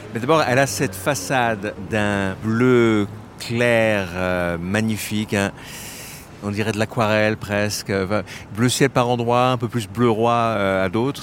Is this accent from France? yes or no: yes; France; moved away as an adult; now in Singapore; je suis français, mais à Singapour depuis 27 ans